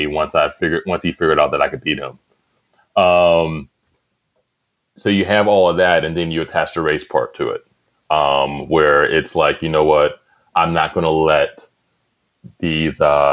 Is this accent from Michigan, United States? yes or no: no; Penn Hills, Pennsylvania, United States; we're from Penn Hills, which is a close suburb of Pittsburgh